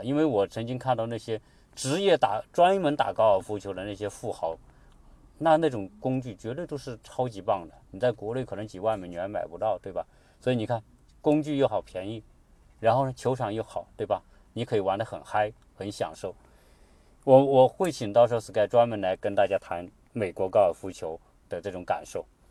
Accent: China

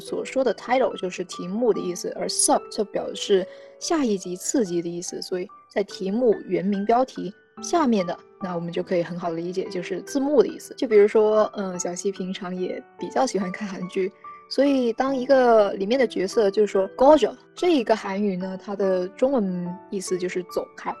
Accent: China; 我们中国人

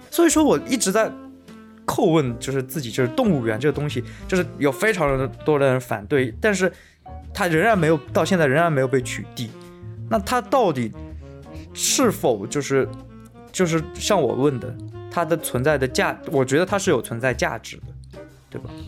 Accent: China; 所以我觉得我们中国人可能就是是最宽容、最博大的一一个民族

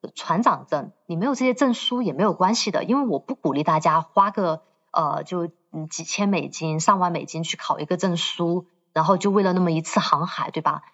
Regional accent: Chongqing, China; 我是重庆人 我从重庆坐了

